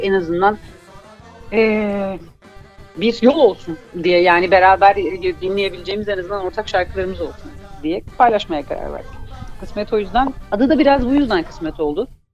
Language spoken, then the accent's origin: Turkish; Malatya, Turkey; ben Malatyalıyım